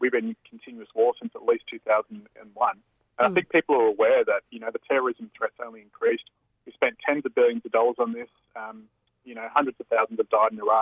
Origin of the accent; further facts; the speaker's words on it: Australia; as Australian citizens